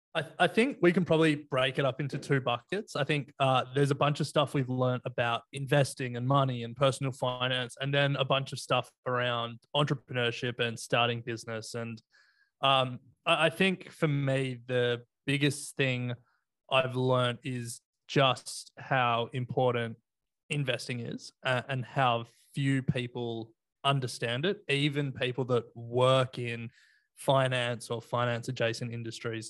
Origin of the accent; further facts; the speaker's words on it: Sydney, New South Wales, Australia; also born or lived in Canberra / Melbourne; I grew up in Sydney